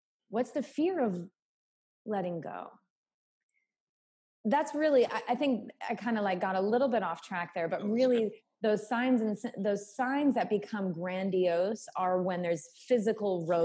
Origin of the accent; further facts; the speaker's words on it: New England, United States; moved away as an adult; also born or lived in South Carolina / Costa Rica; choosing to leave my home state in New England and moving to South Carolina when I had to put myself through college financially